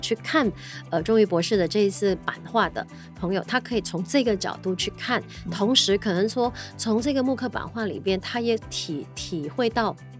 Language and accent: Chinese; Malaysia; 不管是我们马来西亚人就是用 sarong 这样子